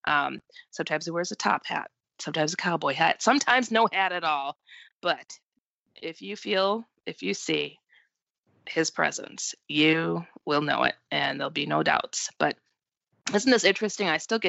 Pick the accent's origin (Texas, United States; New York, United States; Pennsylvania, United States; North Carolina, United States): Texas, United States; now in Iowa, United States; Well, I am 48 years old. I was born and raised in Texas. I now live in Iowa.